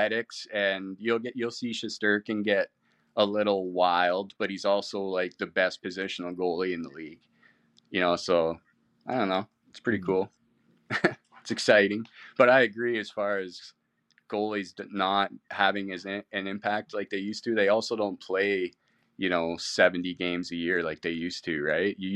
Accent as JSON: {"language": "English", "area": "same area as Letterkenny", "region": "Ontario", "country": "Canada", "tie": "born or raised there", "moved": "yes", "said": "my hometown's from the same people as like the Letterkenny, right? Everyone makes fun of the way we talk and chirp"}